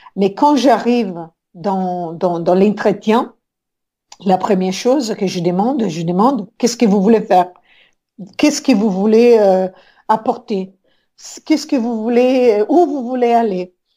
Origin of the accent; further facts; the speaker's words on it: Rome, Lazio, Italy; French is a second language; moved away as an adult; je suis née depuis longtemps à Rome et ça fait un, bon moment, presque 25 ans que je suis sortie de l'Italie